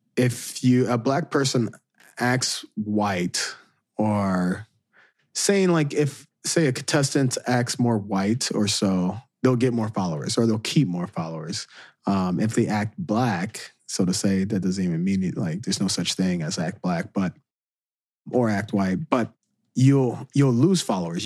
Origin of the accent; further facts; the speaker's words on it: Southern Illinois, United States; moved away as an adult; also born or lived in Saint Louis; me growing up in Southern Illinois